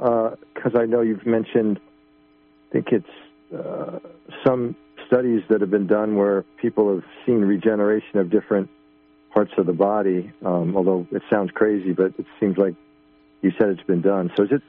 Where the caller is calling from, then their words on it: Buffalo, New York, United States; Buffalo, John.